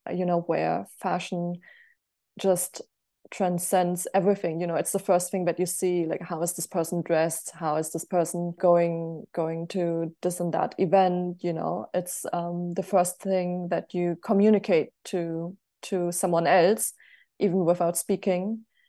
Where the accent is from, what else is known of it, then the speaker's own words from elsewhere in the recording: Germany; also born or lived in United States; I'm also from Germany